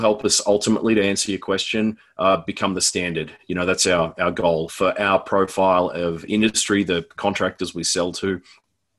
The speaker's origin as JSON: {"language": "English", "country": "Australia", "moved": "as an adult", "lives_now": "Denver, United States", "said": "I'm Australian, but I live in Denver, Colorado."}